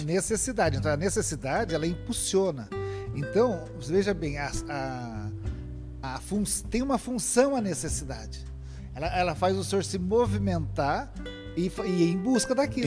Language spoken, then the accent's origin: Portuguese; Lins, São Paulo, Brazil; eu sou da cidade de Lins